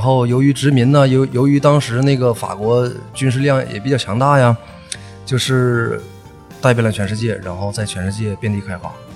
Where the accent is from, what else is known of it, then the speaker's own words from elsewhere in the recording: Northeast China, China; accent: Northeastern Mandarin (东北话); 按我们东北话说就是酒人儿